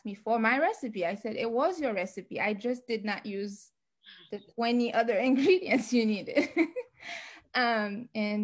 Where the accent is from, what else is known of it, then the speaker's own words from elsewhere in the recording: Haiti; moved away as an adult; now in Washington, D.C., United States; growing up in Haiti